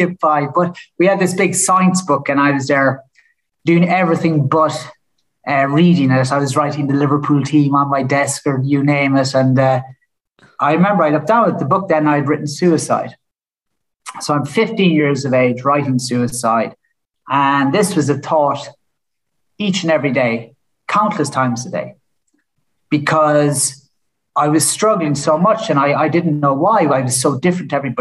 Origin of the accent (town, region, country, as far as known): Killarney, Munster, Ireland; born or raised there; moved away